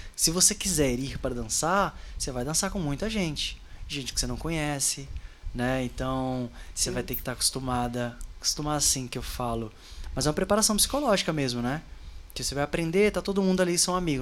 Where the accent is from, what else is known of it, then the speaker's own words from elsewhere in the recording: Itabira, Minas Gerais, Brazil; moved away as an adult; also born or lived in Belo Horizonte; eu sou do interior de Minas, Itabira, que fica a 90 quilômetros de, de BH